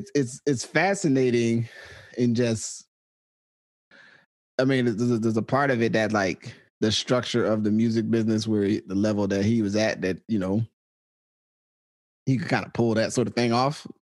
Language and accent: English; Arkansas, United States; I am from Arkansas.